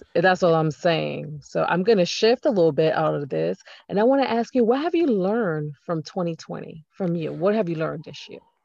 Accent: New York, United States; I'm from New York

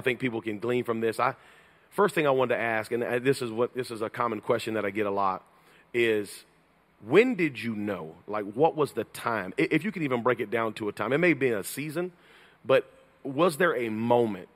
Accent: North Carolina, United States; also born or lived in Georgia; I was raised in North Carolina

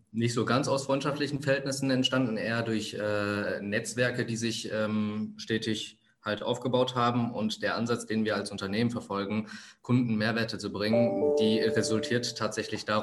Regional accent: Germany; born there; Wo komme ich her? Ich bin hier in Deutschland geboren. Meine Eltern sind vor 35 Jahren äh, aus Sri Lanka hier hingekommen.

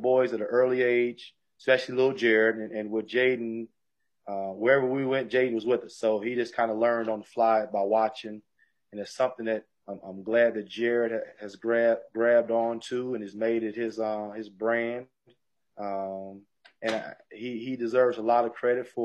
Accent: Mississippi, United States; moved away as an adult; now in West Virginia, United States; I'm from Mississippi. And then now we live in West Virginia.

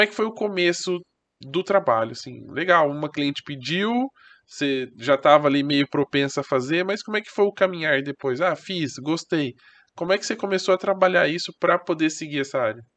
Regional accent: Brazil; eu sou do Brasil

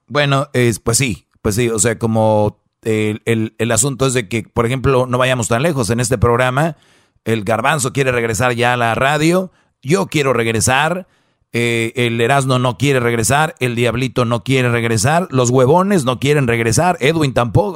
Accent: San Nicolás de los Garza, Nuevo León, Mexico; yo soy de allá de San Nicolás de los Garza

